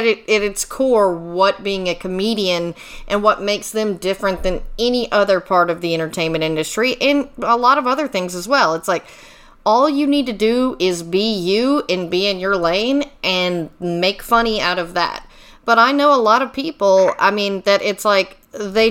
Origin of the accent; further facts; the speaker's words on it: Texas, United States; moved away; I'm from Texas